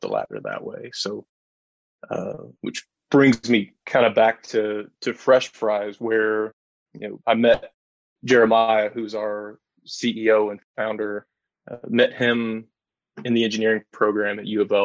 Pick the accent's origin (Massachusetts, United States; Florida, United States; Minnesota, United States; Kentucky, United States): Kentucky, United States; Lebanon; I grew up in Central Kentucky, grew up in Lebanon, went to school, Marion County High School.